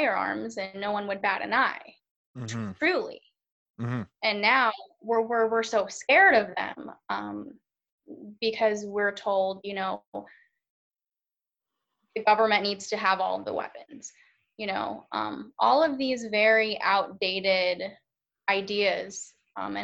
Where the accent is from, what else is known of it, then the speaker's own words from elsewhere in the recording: United States; also born or lived in Charlotte, North Carolina; being an American